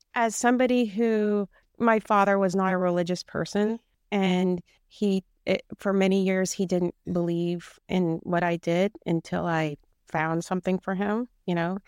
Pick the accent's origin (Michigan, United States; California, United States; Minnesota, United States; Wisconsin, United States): California, United States; I grew up here in California, and my parents had a house in Sicily